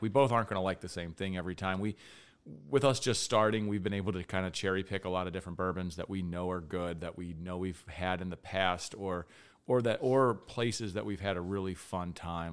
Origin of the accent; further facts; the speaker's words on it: Florence, Kentucky, United States; moved away; born in Kentucky. I'm actually from Florence, Kentucky, originally